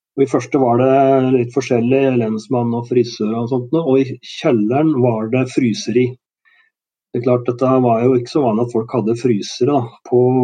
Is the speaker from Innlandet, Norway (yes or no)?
yes; Gjøvik, Innlandet, Norway; also born or lived in Bagn, Valdres / Stor-Elvdal / Sweden; Og flytta etter hvert til Gjøvik, hvor jeg gikk på skole